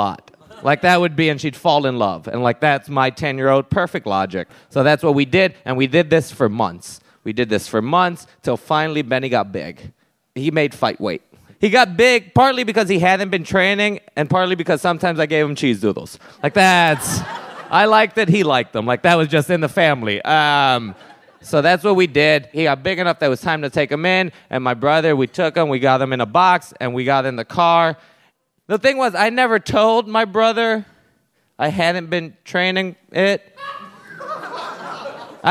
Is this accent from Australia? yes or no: no; Puerto Rico; growing up in Puerto Rico